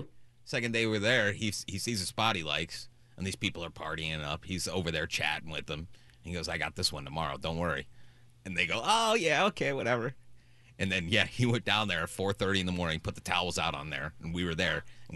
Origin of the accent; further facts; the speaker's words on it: Texas, United States; I'm from Texas.